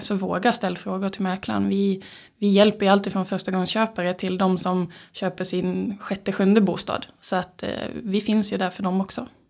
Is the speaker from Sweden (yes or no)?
yes; Skåne, Sweden; accent: skånska R; moved away as an adult; now in Uppsala, Sweden; född och uppvuxen i Skåne